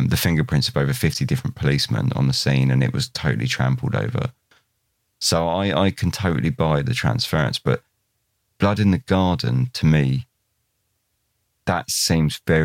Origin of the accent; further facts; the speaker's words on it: Newhaven, South East England, United Kingdom; moved away; I was born in New Haven. I grew up, spent 19 years there, and I lived about a few hundred yards from where the car was found.